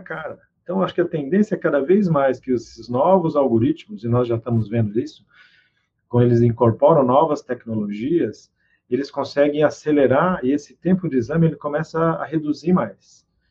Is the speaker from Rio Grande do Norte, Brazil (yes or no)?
no; Presidente Prudente, São Paulo, Brazil; moved away; Eu sou do interior de São Paulo, Presidente Prudente.